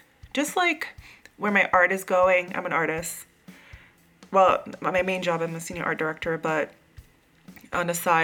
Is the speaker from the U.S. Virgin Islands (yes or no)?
yes; U.S. Virgin Islands; now in New York, United States; I grew up in St. Croix